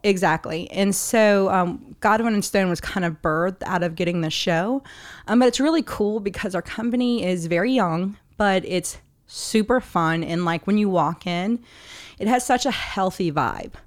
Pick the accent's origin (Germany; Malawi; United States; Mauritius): United States; New Orleans, Louisiana; I was born and raised in the area.